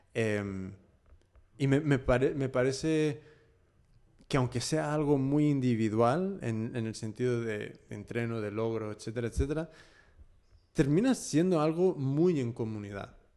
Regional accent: California, United States; moved away as an adult; also born or lived in Sinaloa, Mexico; now in Spain; yo he nacido y me he criado en, California

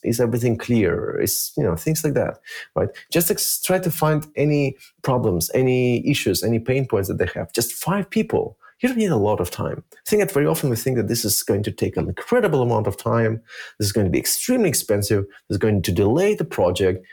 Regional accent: Germany; also born or lived in Minsk, Belarus; I actually grew up in Germany

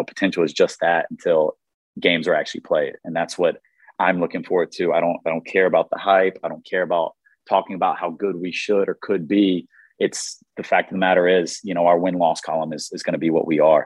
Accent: Raleigh, North Carolina, United States; I'm from Raleigh, North Carolina

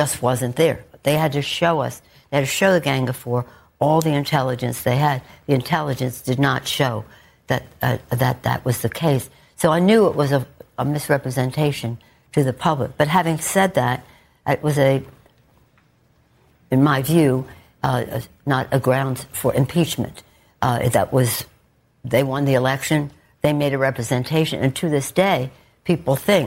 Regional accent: Baltimore, Maryland, United States; I'm from Baltimore

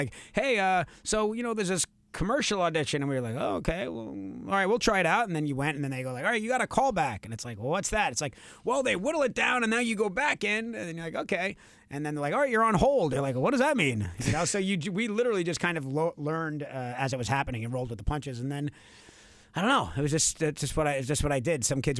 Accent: New York, United States; accent: Long Island; my Long Island accent used to be, I mean, honestly, you would need subtitles to understand

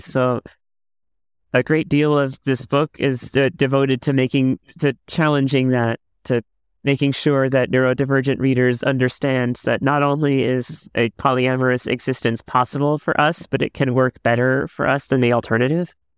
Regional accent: Miami, Florida, United States; I grew up in the Cuban American community in Miami

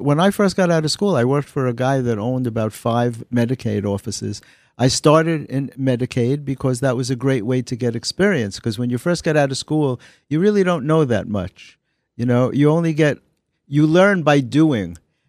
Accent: New York City, New York, United States; I grew up in the Bronx, when the Bronx was a really nice place to live.

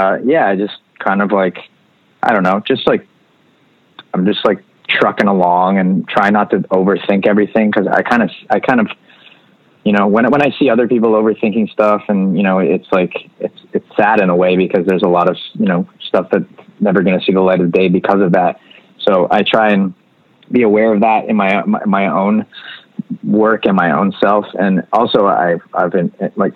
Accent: Canada; a Canadian band

